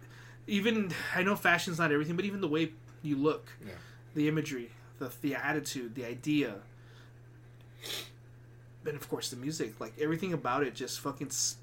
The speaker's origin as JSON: {"language": "English", "town": "El Paso", "region": "Texas", "country": "United States", "tie": "born or raised there", "said": "a little Mexican kid growing up in El Paso."}